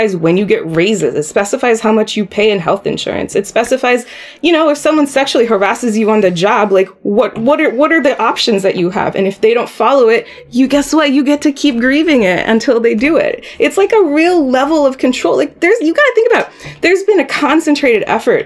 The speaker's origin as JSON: {"language": "English", "town": "Columbus", "region": "Ohio", "country": "United States", "tie": "born or raised there", "said": "I'm a first generation, right? I was born here in Columbus."}